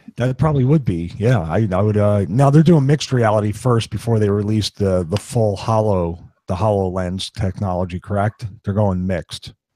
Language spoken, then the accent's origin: English; Philadelphia, Pennsylvania, United States; born or raised there